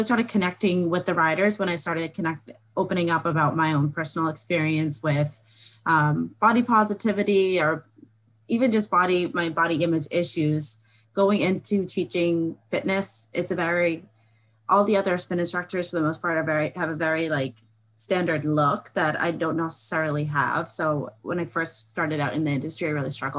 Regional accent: Boston, Massachusetts, United States; I'm from Boston, Massachusetts

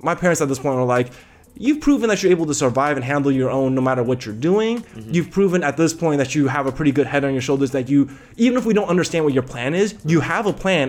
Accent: Taiwan; We're from Taiwan. So Taiwan.

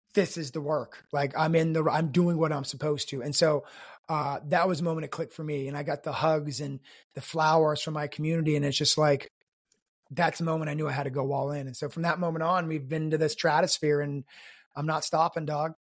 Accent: South Korea; I was born in Korea to an American soldier

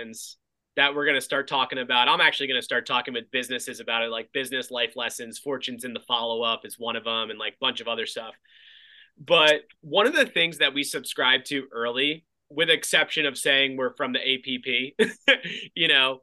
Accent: New Jersey, United States; We're from Jersey.

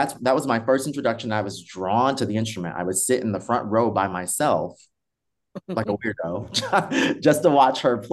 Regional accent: Buffalo, New York, United States; also born or lived in Indiana / San Diego, California; now in Seattle, United States; I'm originally from Buffalo, New York, from the East Coast

